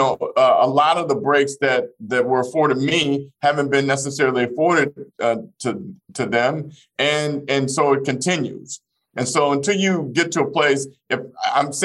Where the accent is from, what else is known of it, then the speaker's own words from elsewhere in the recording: Fort Smith, Arkansas, United States; moved away; I grew up in the Elm Grove housing projects of Fort Smith, Arkansas